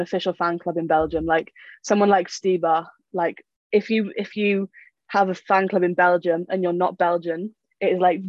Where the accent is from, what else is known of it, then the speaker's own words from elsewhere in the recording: United Kingdom; as a Brit